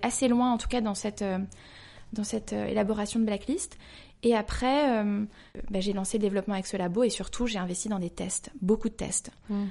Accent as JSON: {"language": "French", "town": "Paris", "region": "Île-de-France", "country": "France", "tie": "born or raised there", "also_born_or_lived": "London", "said": "Je suis née à Paris, j'ai grandi à Paris"}